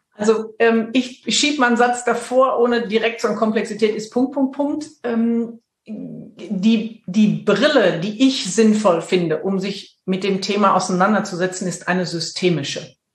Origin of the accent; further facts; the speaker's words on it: Dortmund, North Rhine-Westphalia, Germany; moved away as an adult; now in Münster, Germany; Ich komme aus dem Pott. Und ähm, ich bin mit Leib und Seele ein, eine Pflanze des Ruhrgebiets